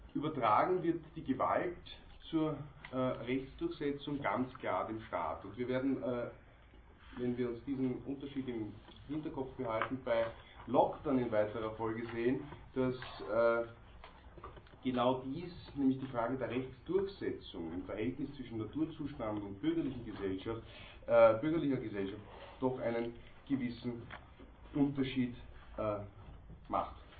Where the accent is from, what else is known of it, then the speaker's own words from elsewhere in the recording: Austria; bei uns in Österreich